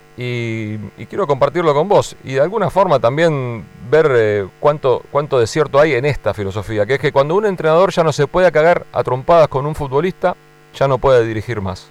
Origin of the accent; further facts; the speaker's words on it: Buenos Aires, Argentina; yo viví toda la vida en Capital, Coco. Nunca viví ni siquiera fuera de General Paz